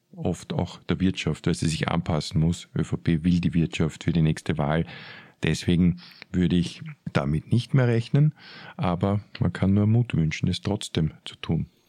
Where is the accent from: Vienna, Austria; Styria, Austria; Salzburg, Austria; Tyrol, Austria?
Vienna, Austria